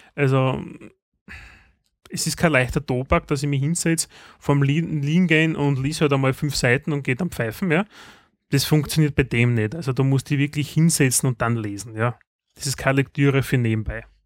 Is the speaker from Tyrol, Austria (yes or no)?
no; Styria, Austria; bei uns in der Steiermark